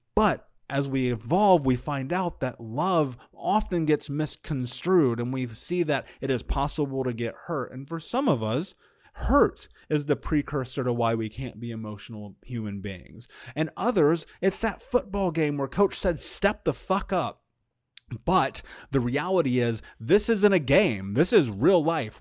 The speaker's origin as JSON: {"language": "English", "country": "United States"}